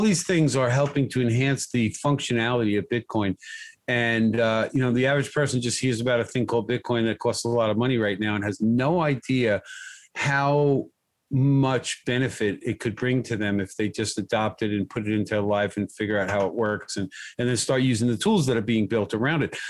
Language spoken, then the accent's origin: English; United States; I grew up in America